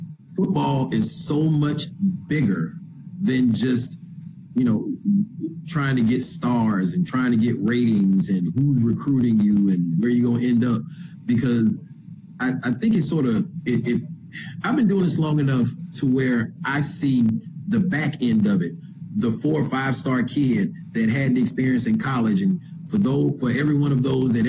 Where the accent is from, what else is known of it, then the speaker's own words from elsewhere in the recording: Florida, United States; moved away; I'm originally from Florida